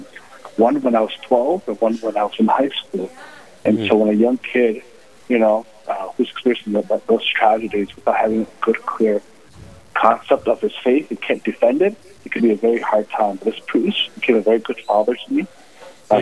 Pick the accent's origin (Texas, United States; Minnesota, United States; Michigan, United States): Minnesota, United States; Owatonna; I grew up in Old Tana all my life